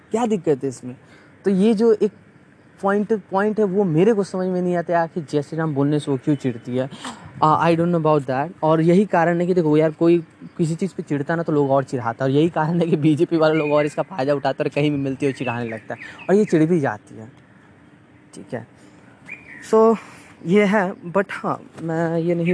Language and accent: Hindi; Bihar, India; अगर आप वही बिहार में चले जाओ मैं बिहार से बिलोंग करता हूँ बिहार का पटना का हाल इतना बेहाल है